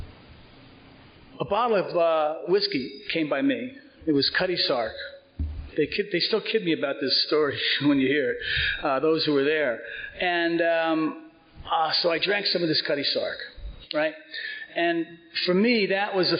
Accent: Cedar Grove, New Jersey, United States; also born or lived in Four Hills, New Jersey; I grew up in Cedar Grove, right over the hill, and I graduated from Cedar Grove High School in '69

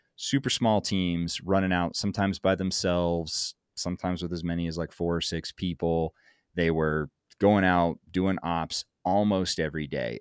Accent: Montana, United States; moved away; also born or lived in Kansas / Casper, Wyoming; took me to Montana and I got to grow up in Montana

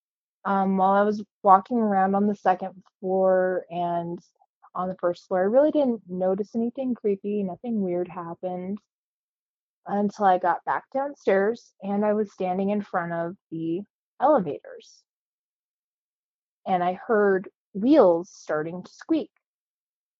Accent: Cañon City, Colorado, United States; now in Pueblo, United States; I grew up in Canyon City, Colorado, lived there until I went to college, moved back after college, and then moved to Pueblo full-time

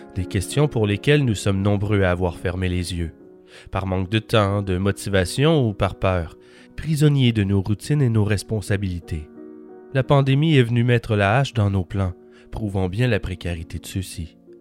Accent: Quebec, Canada; je suis hors du Québec depuis plus d'un an.

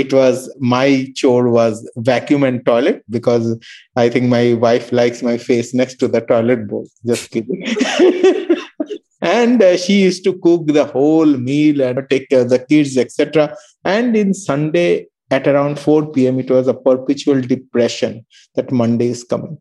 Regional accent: Darjeeling, West Bengal, India; moved away as an adult; now in Melbourne, Australia; I was born in Darjeeling

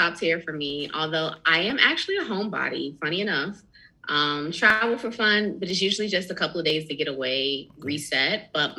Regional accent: San Diego, California, United States; moved away; also born or lived in North Carolina; even though I'm from North Carolina, I actually grew up in San Diego part of my life, like most of my preteen years.

